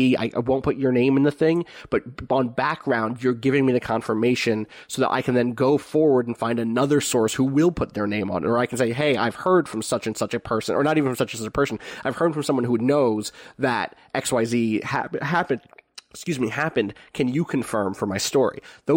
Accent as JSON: {"language": "English", "region": "Pennsylvania", "country": "United States", "tie": "born or raised there", "said": "my hometown was on the edge of West Philadelphia and has a lot of first-generation immigrants and people of color and a huge range of wealth between its more suburban and urban sides"}